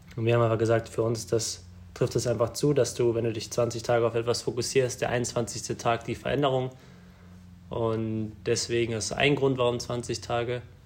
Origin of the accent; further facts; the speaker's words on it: Germany; wir sind in Deutschland geboren